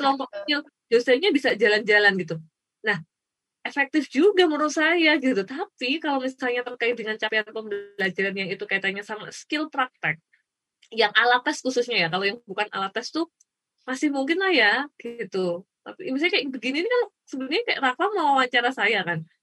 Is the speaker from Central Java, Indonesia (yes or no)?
yes; Klaten, Central Java, Indonesia; saya kan lahirnya di Kelaten